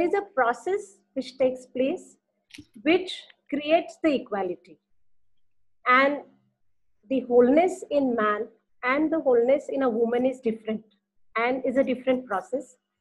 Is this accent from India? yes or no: yes; India; we are from India